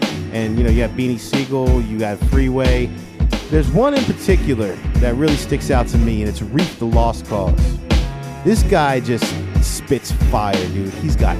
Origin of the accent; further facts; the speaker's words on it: Florida, United States; Philly hip-hop back in the day did not exist growing up in South Florida, okay?